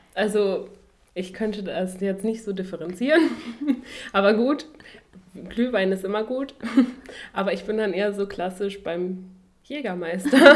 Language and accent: German; Duisburg, North Rhine-Westphalia, Germany; moved away as an adult; now in Dresden, Germany; ich studiere jetzt hier in Dresden, komme aber ursprünglich aus Duisburg